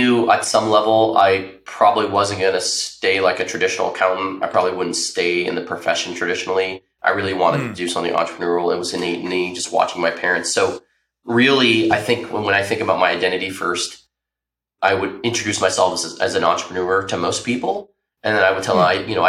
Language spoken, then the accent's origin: English; Tempe, Arizona, United States; I was born and raised in Tempe, Arizona